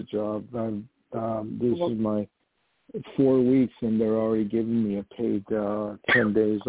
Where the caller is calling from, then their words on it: New York, United States; I'm calling from New York.